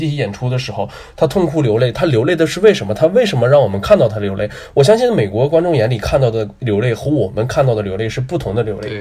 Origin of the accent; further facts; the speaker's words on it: Northeast China, China; 我后来在东北这个魔幻的土地上